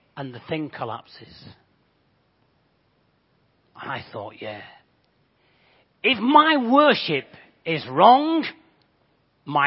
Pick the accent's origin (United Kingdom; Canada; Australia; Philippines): United Kingdom; Bolton, North West England; accent: Bolton; moved away as an adult; also born or lived in Japan; now in Crawley area, United Kingdom; You guess from my accent, I'm not from these parts. I actually come from Bolton.